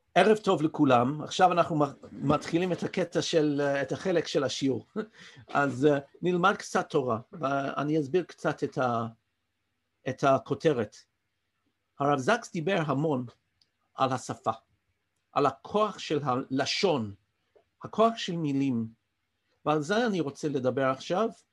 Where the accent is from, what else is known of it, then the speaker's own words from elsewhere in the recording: London, United Kingdom; accent: English; first language English; Hebrew is a second language; moved away as an adult; now in Israel; נולדתי באנגליה וגדלתי שם